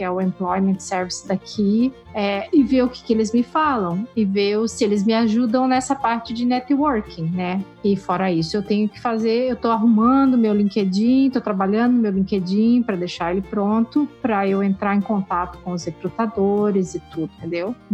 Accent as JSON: {"language": "Portuguese", "country": "Brazil", "moved": "as an adult", "said": "E eu não sei, eu não tive esse sentimento quando eu vim do Brasil para cá, eu acho, porque eu vim para estudar."}